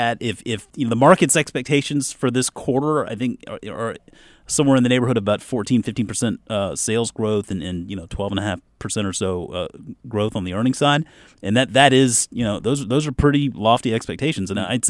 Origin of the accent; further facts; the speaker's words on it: Mount Pleasant, South Carolina, United States; There was a place growing up where I grew up in Mount Pleasant, South Carolina, right over the bridge from Charleston.